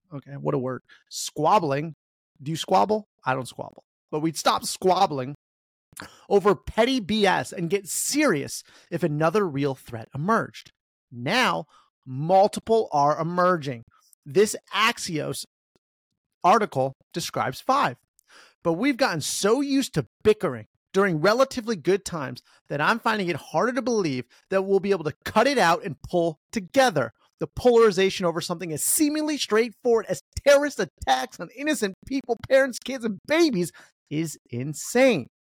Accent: United States; We're American

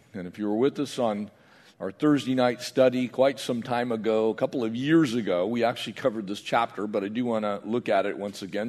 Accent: San Diego County, California, United States; I grew up in San Diego County

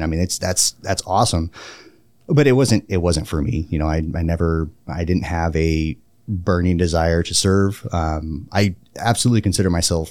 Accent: Woodland, California, United States; Yeah, so I grew up outside Sacramento, a little town called Woodland. It's right next to Davis, where UC Davis is, which is a fairly well-known institution of higher learning. I grew up there, little small farming community, so not unlike Wisconsin.

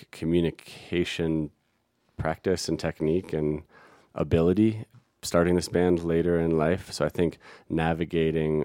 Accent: Denver, Colorado, United States; now in Telluride, United States; I'm from the Denver area

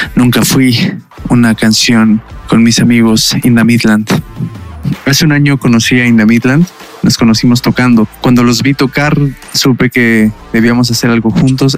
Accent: Mexico City, Mexico; soy de la Ciudad de México

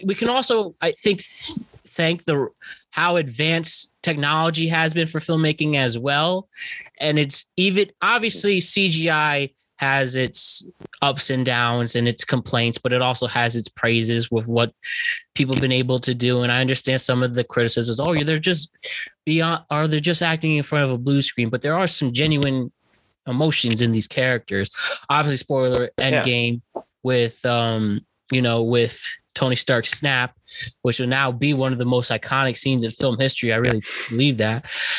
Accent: United Kingdom; I'm a British person.

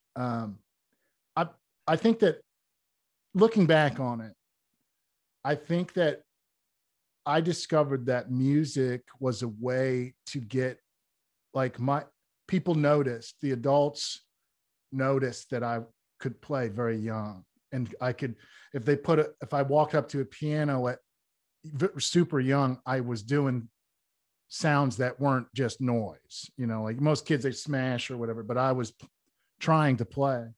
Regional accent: Wooster, Ohio, United States; I was born in Worcester, Ohio

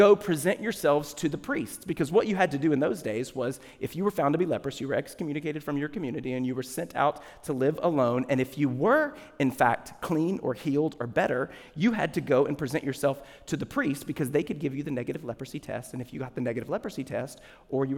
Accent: the South, United States; When I was little, I grew up in the South.

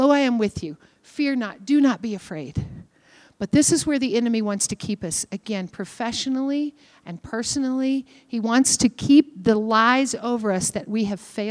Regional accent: Kentucky, United States; I'm from Kentucky. We are stagnant people.

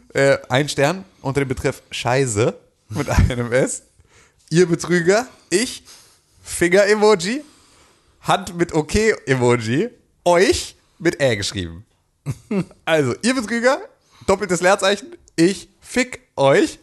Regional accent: Germany; als Deutscher

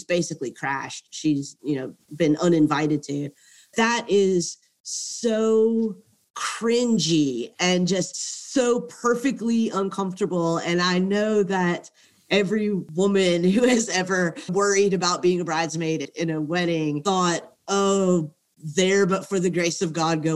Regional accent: southern United States, United States; as a woman, young woman growing up in the United States, especially in the southern United States

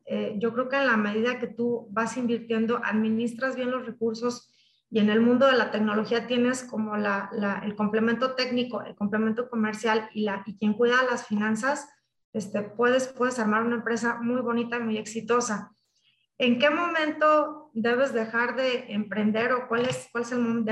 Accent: La Piedad, Michoacán, Mexico; moved away as an adult; also born or lived in Guadalajara, Mexico; yo soy de La Piedad, Michoacán, soy de Michoacán. Eh, inicié pues en una familia muy unida

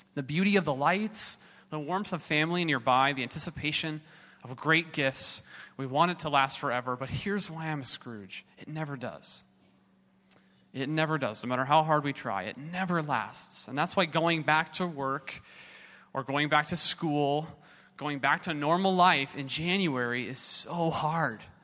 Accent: Southern California, United States; I was raised in Southern California

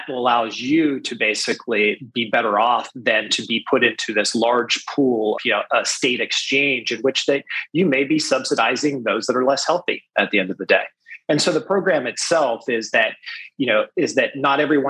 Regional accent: Greenville, Ohio, United States; moved away; I was born in Greenville, Ohio, and grew up there and through high school

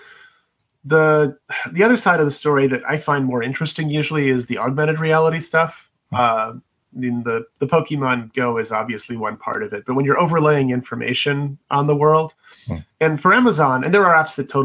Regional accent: Corning, New York, United States; I grew up in Corning, New York

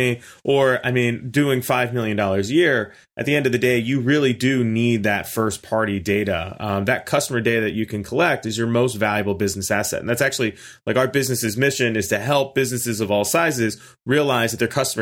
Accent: Pittsburgh, Pennsylvania, United States; now in Orlando, United States; I'm originally from Pittsburgh, but I came down here on a whim and kind of just got trapped

